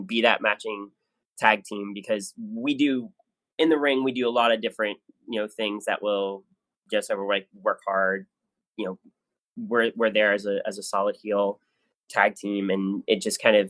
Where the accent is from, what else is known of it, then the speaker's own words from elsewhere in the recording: New Jersey, United States; I grew up in South Jersey